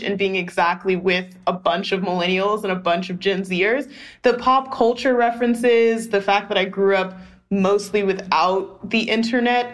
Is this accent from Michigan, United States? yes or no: no; Atlanta, Georgia, United States; also born or lived in Oakland, California; I grew up between East Atlanta and East Oakland.